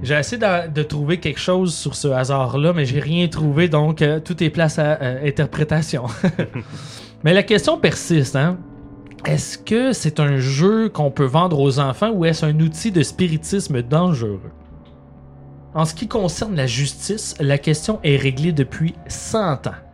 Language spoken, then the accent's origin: French; Laval, Quebec, Canada; j'ai grandi à Laval